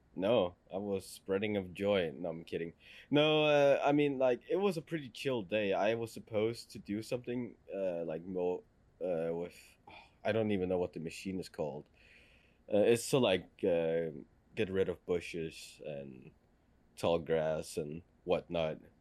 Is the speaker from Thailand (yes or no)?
no; Denmark; first language Danish; English is a second language; in Danish, we call it a uh, buskrutter